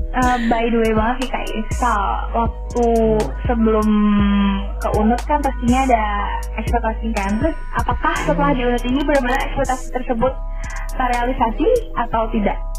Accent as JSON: {"language": "Indonesian", "region": "Bali", "country": "Indonesia", "said": "kita orang Bali"}